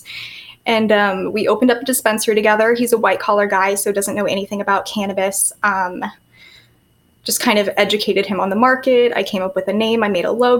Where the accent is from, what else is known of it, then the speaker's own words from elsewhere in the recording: San Francisco Bay Area, California, United States; moved away as an adult; now in Miami Beach, United States; I live in Miami Beach. I'm from the Bay Area, San Francisco Bay Area. Went to school in San Francisco